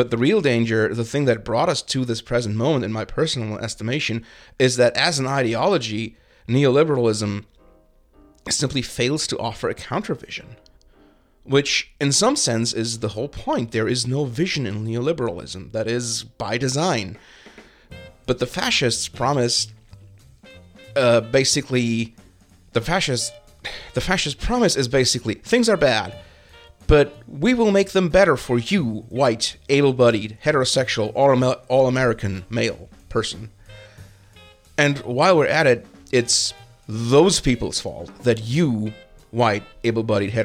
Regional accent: Germany; moved away as an adult; now in United States; a German who has grown up with a healthy suspicion of anything nationalistic

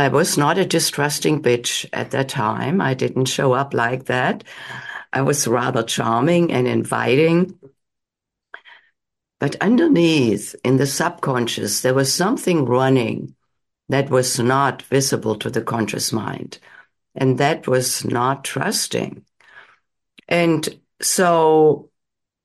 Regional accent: Germany; moved away as an adult; now in United States; I grew up in Germany. I came to the United States in my late 20s

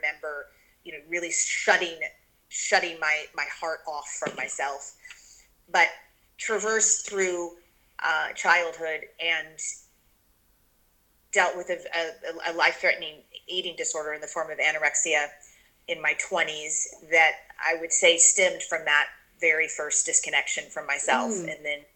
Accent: Kentucky, United States; I grew up in Kentucky, grew up eating every animal on planet Earth. I mean, it was the South

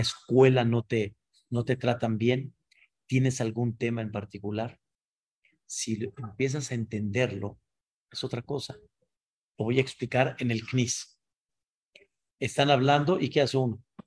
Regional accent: Mexico; Yo nací aquí en México y en la cuna que yo nací, pues en mi época lo que había era, ya, Espíritu, Capulina, este, Cantinflas

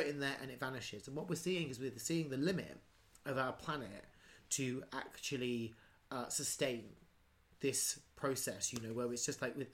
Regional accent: England, United Kingdom; I grew up. I think actually the technical term for what I grew up in is actually a hamlet. but we called it a village.

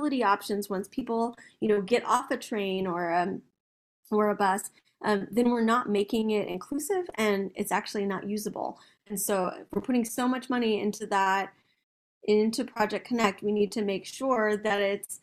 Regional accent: Austin, Texas, United States; I grew up in South Austin, like I said, I went to St. Elmo Elementary

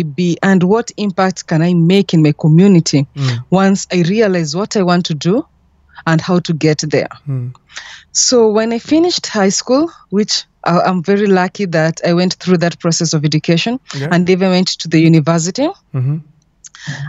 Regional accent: Kenya; I'm from Kenya

